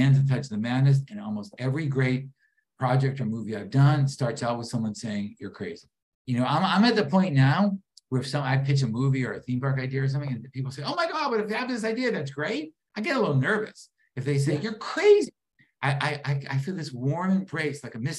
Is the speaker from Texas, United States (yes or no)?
no; Boston, Massachusetts, United States; I grew up in Boston, wonderful supportive parents, no money, no contacts